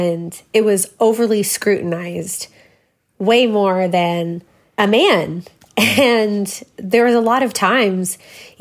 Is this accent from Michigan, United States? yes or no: no; Waco, Texas, United States; also born or lived in Crawford, Texas; I grew up in Waco, Texas, or Crawford, Texas